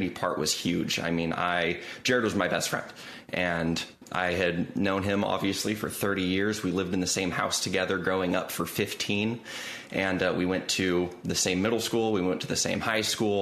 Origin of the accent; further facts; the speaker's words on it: Southern California, United States; moved away; growing up in SoCal